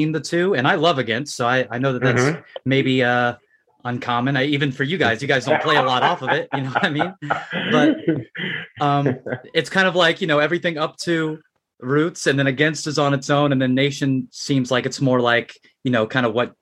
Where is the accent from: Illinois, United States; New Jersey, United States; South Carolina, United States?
South Carolina, United States; Charleston; I'm from Charleston, South Carolina.